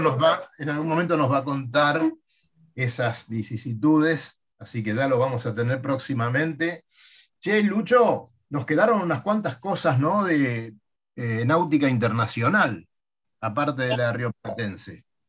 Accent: Martínez, Buenos Aires Province, Argentina; Yo que soy de Martínez

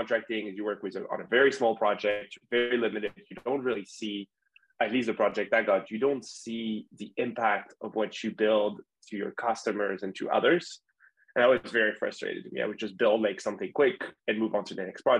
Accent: France; English is a second language; moved away as an adult; also born or lived in Miami / New York; I'm from France. I grew up there.

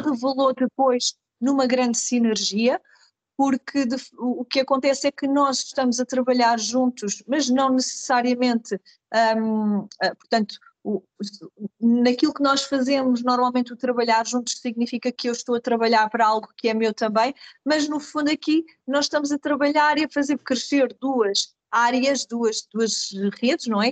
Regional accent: Carcavelos, Lisbon, Portugal; sou natural de Carcavelos, onde, de onde estou a gravar neste momento

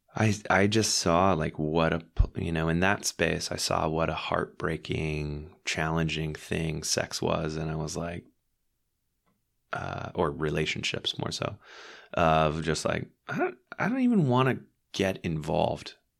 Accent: Dallas, Texas, United States; moved away as an adult; also born or lived in Philadelphia / Switzerland / Scotland / San Francisco; now in New York, United States; I grew up in Dallas, but I lived in Philly for a year and went to Drexel, and then I lived in Switzerland for two years

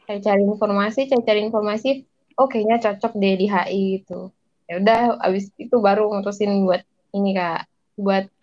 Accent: Padang, West Sumatra, Indonesia; uh, dari daerah saya sih kak daerah saya Padang Sumatera Barat

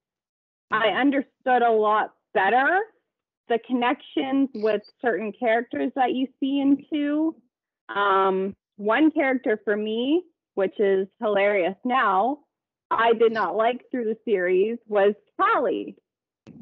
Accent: Canada; I'm Canadian

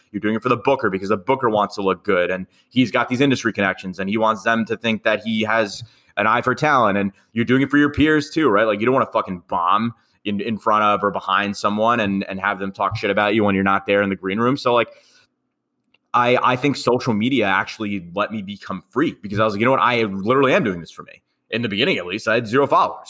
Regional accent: New York City, New York, United States; I'm from Queens

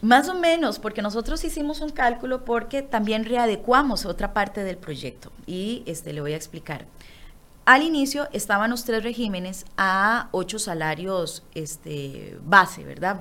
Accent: Costa Rica; nosotros como costarricenses

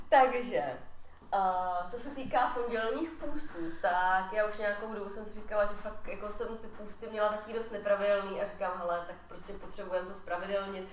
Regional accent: Czechia; já jsem Češka

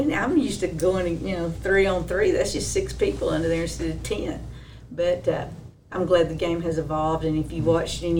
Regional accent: Crandall, Texas, United States; came to Crandall. That's my hometown. That's where I was raised in.

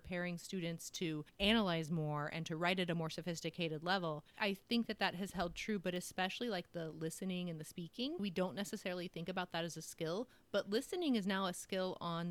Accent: Ohio, United States; I wasn't from California. Then I was from Ohio.

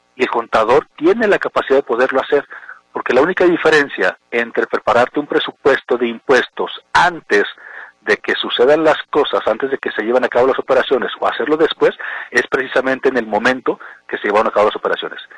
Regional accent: Mexico; nosotros como mexicanos

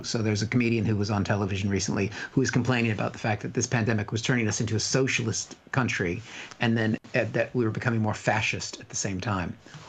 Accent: United States; now in United Kingdom; as an American

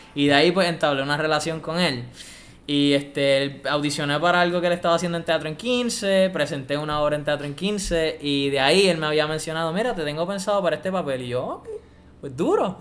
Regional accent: Puerto Rico; escucho trap y reggaetón de Puerto Rico porque soy boricua

